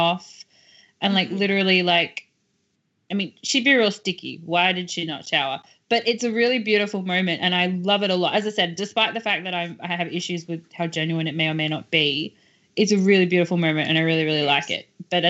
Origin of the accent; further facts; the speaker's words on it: Australia; I'm Australian